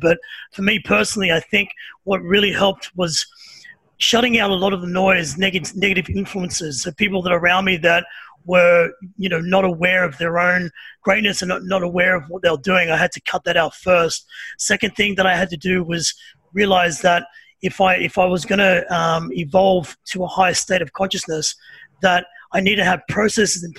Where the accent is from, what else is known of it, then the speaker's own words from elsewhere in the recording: Sydney, New South Wales, Australia; also born or lived in Byron Bay; now in Melbourne, Australia; I'm originally from Sydney. So from a place called Redfern, which is probably not the greatest area to grow up in as a little kid